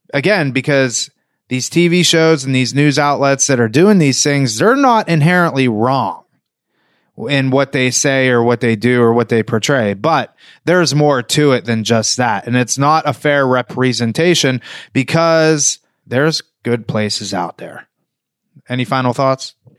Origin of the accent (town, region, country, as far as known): New Castle, Pennsylvania, United States; moved away as an adult; now in South Florida, United States